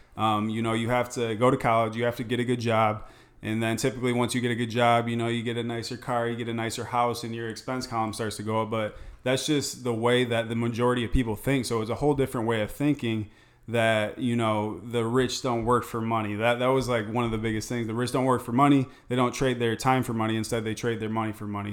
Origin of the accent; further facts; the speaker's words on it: Michigan, United States; moved away as an adult; also born or lived in Tempe, Arizona; now in Scottsdale, United States; I'm originally from Michigan